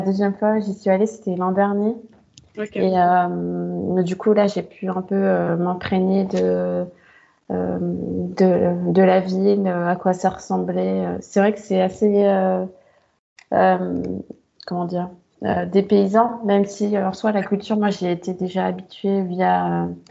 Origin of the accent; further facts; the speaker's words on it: France; also born or lived in Yaoundé (family origin); je suis née j'ai vécu en France